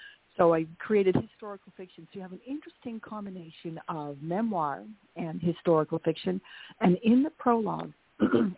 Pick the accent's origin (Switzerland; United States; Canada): Canada; Estevan, Saskatchewan; first language Dutch; English is a second language; in little tiny Estevan, Saskatchewan, 9 miles north of the North Dakota border